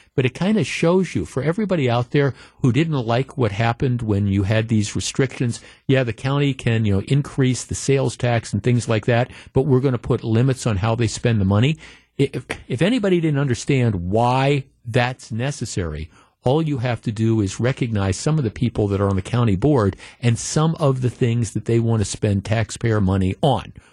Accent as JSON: {"language": "English", "town": "Glendale", "region": "Wisconsin", "country": "United States", "tie": "born or raised there", "said": "growing up in Glendale, Wisconsin"}